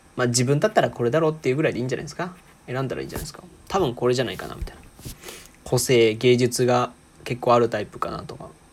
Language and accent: Japanese; Aichi, Japan; moved away as an adult; now in Osaka, Japan; もともと愛知県出身なんですけど今大阪にいて